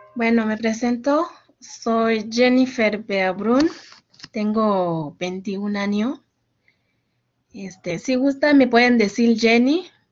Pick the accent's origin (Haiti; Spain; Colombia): Haiti; now in Mexico; Soy de Haití